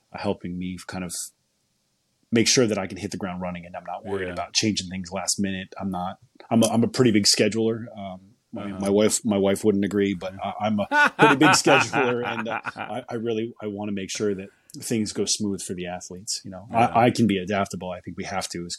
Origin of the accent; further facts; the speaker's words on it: New England, United States; also born or lived in upper Midwest; now in Pittsburgh, United States; I grew up in New England